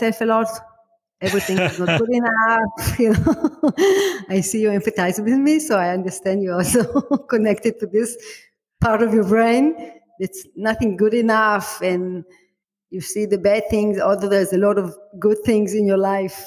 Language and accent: English; Israel; I'm from Israel. You can hear by my accent